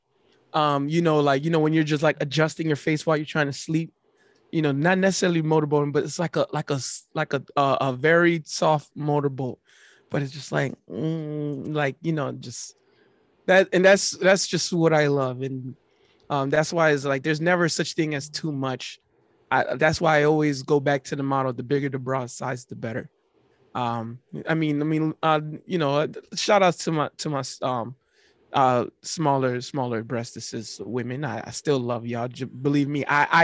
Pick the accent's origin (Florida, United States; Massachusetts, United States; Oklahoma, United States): Florida, United States; North Miami; I was born and raised in North Miami.